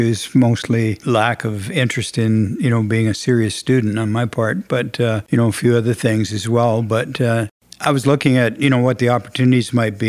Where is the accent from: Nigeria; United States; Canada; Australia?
Canada; Saskatchewan; moved away; also born or lived in Edmonton, Alberta / Uranium City; I was born and raised in Saskatchewan, but my mom and dad were separated and I lived with my mother and we had moved to Edmonton in 1959